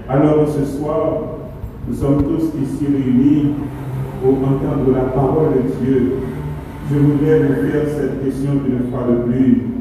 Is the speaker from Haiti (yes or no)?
yes; Haiti; chez nous en Haïti